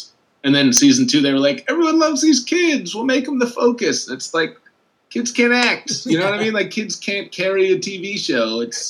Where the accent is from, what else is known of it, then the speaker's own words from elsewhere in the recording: Champaign, Illinois, United States; That's you again. I'm from Champaign.